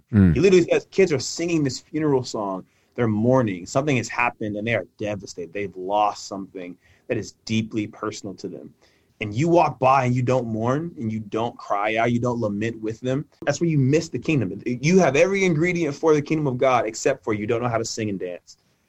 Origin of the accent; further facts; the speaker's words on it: Mississippi, United States; also born or lived in California; I was born in California, but I grew up in Mississippi. So again, vastly different spaces, vastly different experiences. And so my California family thinks I have a Southern accent. My Southern family thinks I have a California accent.